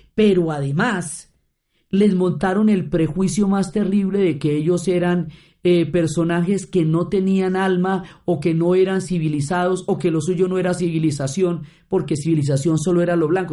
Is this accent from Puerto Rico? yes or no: no; Colombia; como colombianos